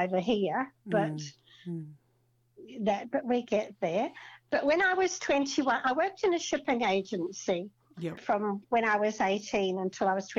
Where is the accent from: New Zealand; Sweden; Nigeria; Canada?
New Zealand; Auckland; also born or lived in Melbourne, Australia; Then I grew up in Auckland